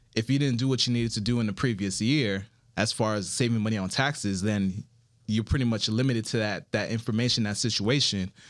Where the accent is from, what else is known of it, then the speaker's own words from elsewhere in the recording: Miami, Florida, United States; also born or lived in Broward County, Florida; I'm originally from South Florida, Miami, Florida, specifically, and my parents are Haitian